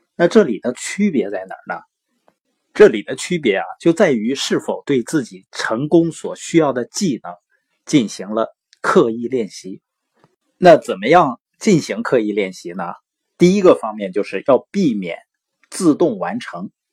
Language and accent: Chinese; Northeast China, China; accent: Northeastern (Dongbei); 我是东北的口音嘛，往往有的时候评卷舌是不分的